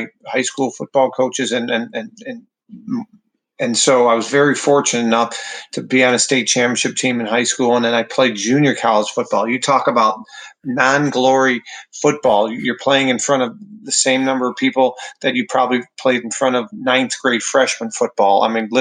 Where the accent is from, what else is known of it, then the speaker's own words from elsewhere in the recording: Wheaton, Illinois, United States; I come from Wheaton, Illinois